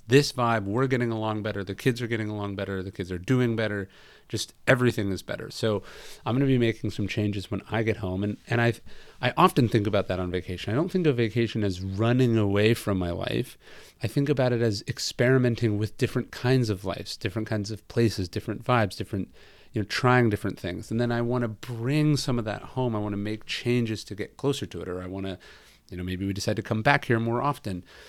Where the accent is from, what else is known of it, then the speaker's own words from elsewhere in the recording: Northern California, United States; moved away; also born or lived in Los Angeles; I'm from Northern California